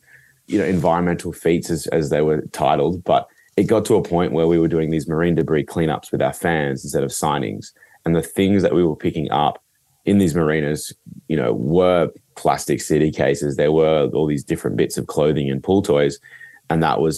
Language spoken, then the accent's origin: English; Northern Rivers, New South Wales, Australia; we're from the Northern Rivers. It's a beautiful, beautiful place